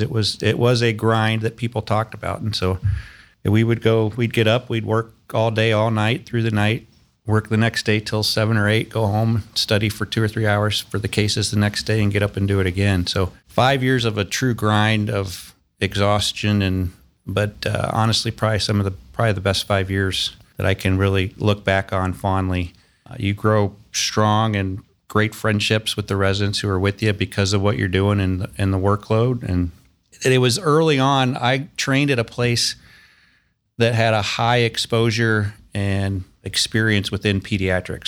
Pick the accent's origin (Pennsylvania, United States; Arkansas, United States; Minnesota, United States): Arkansas, United States; Fayetteville; moved away as an adult; also born or lived in Boston; now in Columbus, United States; I grew up in Fayetteville, Arkansas